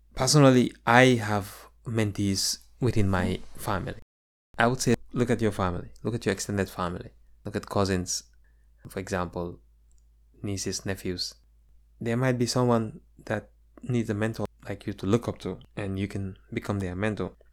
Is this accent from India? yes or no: no; Gambia; moved away as an adult; now in United States; my experiences growing up in the Gambia.